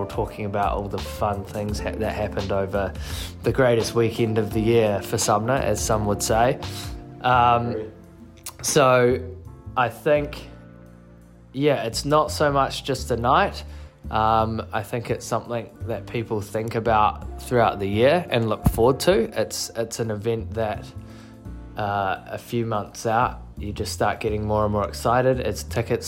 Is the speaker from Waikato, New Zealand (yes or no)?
no; Nelson, New Zealand; moved away as an adult; now in Christchurch, New Zealand; I am from Nelson, so it's a pretty hard place to leave